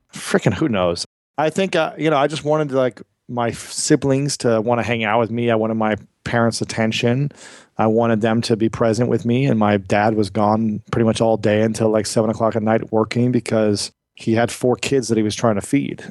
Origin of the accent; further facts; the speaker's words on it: United States; I grew up in America